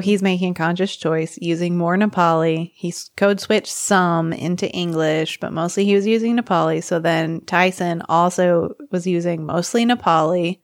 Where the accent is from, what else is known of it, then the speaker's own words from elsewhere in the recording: United States; I'm American